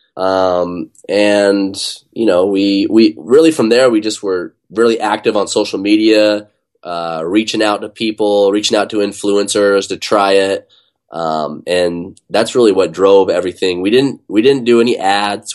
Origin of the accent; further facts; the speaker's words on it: Utah, United States; now in Bay Area, United States; I grew up in Utah